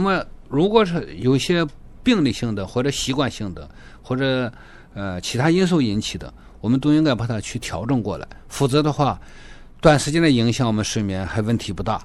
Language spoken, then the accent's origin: Chinese; China; moved away as an adult; now in Toronto, Canada; 我来自中国大陆。我们家庭里面是三代行医，我也是个老教友的家庭，我是第五代了。那么我来到多伦多呢，还是从事中医职业